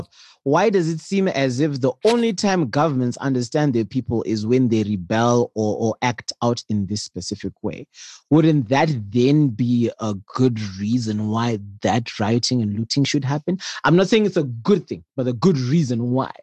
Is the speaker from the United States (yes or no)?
no; Zimbabwe; I'm Zimbabwean and everyone in this conversation is Zimbabwean